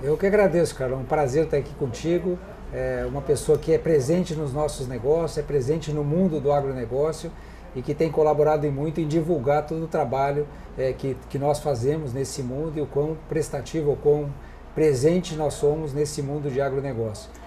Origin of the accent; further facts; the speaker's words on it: Porto Alegre, Rio Grande do Sul, Brazil; eu sou eu sou gaúcho, nasci aqui em Porto Alegre em 1960